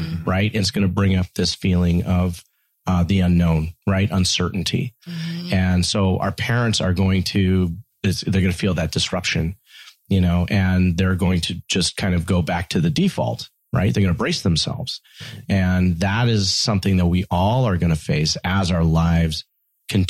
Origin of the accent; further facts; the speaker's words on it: United States; first generation American